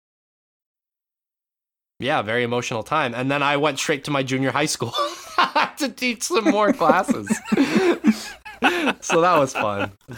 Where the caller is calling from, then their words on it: Japan; But no, I'm calling it from Japan.